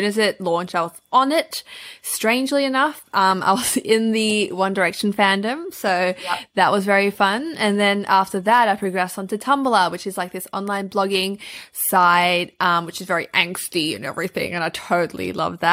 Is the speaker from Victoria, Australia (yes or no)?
yes; Melbourne, Victoria, Australia; I've been born and raised in Melbourne and I love it here